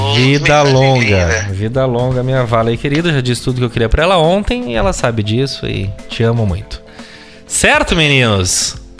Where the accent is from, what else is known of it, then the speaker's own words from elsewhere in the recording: São Paulo, Brazil; nós, como paulistanos